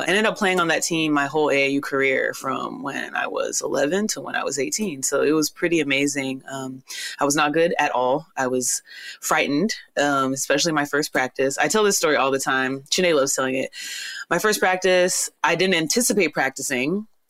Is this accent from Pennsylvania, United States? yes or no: no; Houston, Texas, United States; we're very Nigerian American, you know, raised here, but of course the culture runs through us fully.